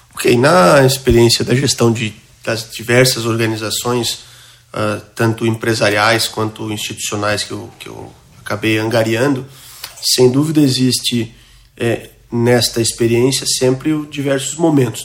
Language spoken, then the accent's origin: Portuguese; interior of Santa Catarina state, Brazil; also born or lived in São Paulo; now in Florianópolis, Brazil; Eu sou um, nascido interior aqui do estado de Santa Catarina, vim ainda muito jovem para Florianópolis